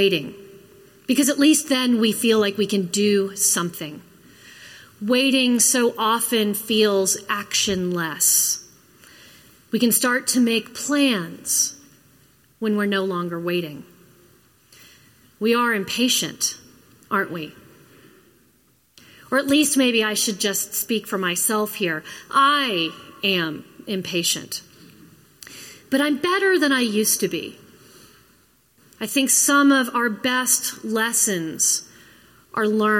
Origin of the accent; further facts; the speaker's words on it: Florida, United States; moved away; also born or lived in Minnesota; I grew up in Florida